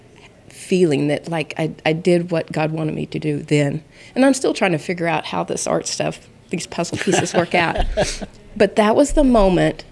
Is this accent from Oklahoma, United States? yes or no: yes; Oklahoma City, Oklahoma, United States; now in Sayre, United States; I was a city girl. I grew up in Oklahoma City.